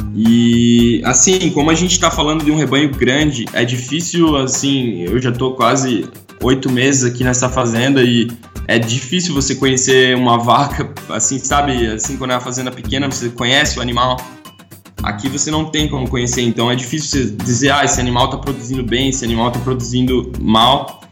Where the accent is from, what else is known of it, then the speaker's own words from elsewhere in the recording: Santa Catarina, Brazil; now in New Zealand; eu sou de Santa Catarina